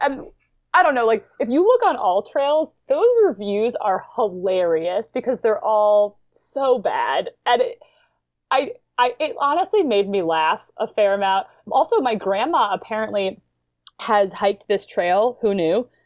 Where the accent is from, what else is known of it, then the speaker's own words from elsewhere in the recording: New York, United States; I grew up in, I'm from New York, and I've kinda grown up in the Adirondacks